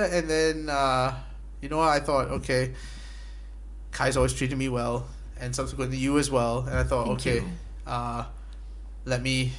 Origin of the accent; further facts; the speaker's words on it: Malaysia; also born or lived in Singapore; being Malaysian